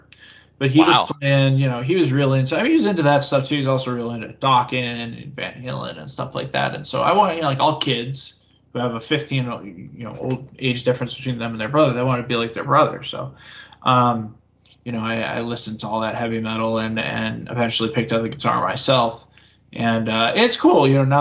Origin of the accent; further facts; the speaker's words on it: Massachusetts, United States; I am from Massachusetts